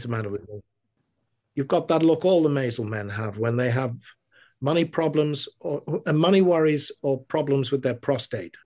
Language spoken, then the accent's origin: English; England, United Kingdom; now in United States; being an Englishman